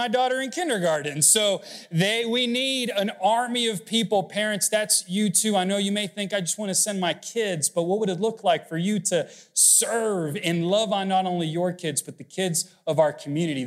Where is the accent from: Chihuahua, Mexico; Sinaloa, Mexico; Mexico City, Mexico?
Mexico City, Mexico; moved away; I grew up was born in Mexico City, and so ransom has a negative connotation because, unfortunately, hostage and kidnappings are kind of common growing up.